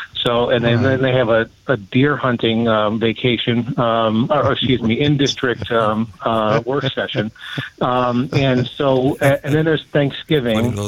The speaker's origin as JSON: {"language": "English", "town": "Chelsea", "region": "Michigan", "country": "United States", "tie": "born or raised there", "said": "my hometown of Chelsea"}